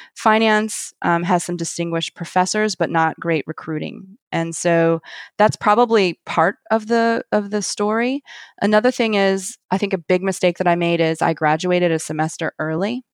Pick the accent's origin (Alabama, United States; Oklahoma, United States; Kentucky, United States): Alabama, United States; Montgomery; moved away as an adult; also born or lived in Athens, Georgia / New York; now in New Orleans, United States; my hometown of Montgomery, Alabama